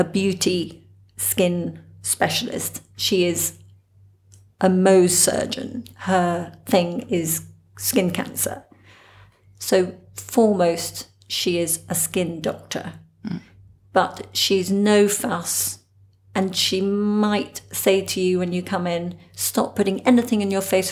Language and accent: English; England, United Kingdom; moved away as an adult; I'm English. So, been here for 12 years